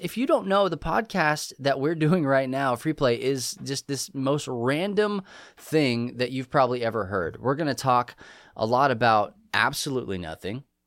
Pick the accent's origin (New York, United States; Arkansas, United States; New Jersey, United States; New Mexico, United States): New Mexico, United States; also born or lived in England; now in Texas, United States; I'm from New Mexico